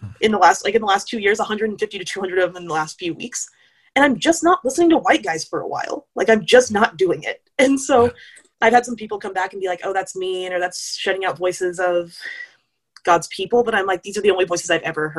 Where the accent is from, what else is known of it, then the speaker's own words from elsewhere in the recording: United States; I am an American